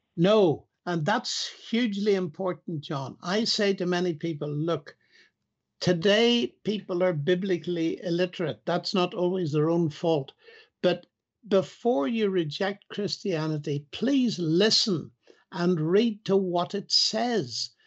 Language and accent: English; Northern Ireland, United Kingdom; I come from Northern Ireland